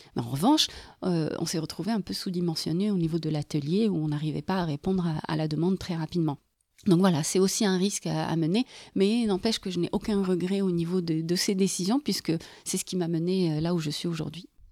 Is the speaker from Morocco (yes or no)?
yes; Morocco; moved away as an adult; now in Bordeaux, France; Je viens du Maroc